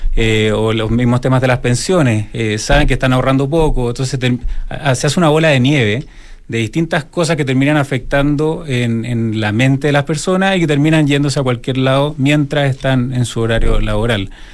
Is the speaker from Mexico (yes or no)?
no; Chile; los chilenos en ese sentido eh, somos más eh, exigentes en este tipo de cosas.